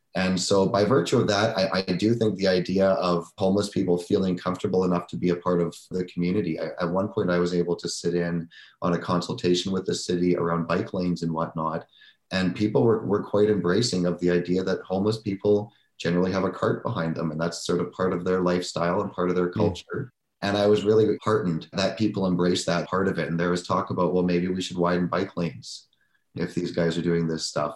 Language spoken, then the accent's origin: English; Surrey, British Columbia, Canada; I grew up in Surrey. I've, I've, I've lived in Surrey